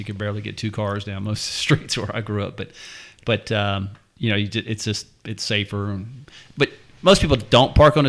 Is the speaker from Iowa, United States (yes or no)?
no; Louisiana, United States; moved away; There were more ranches down where I grew up in Louisiana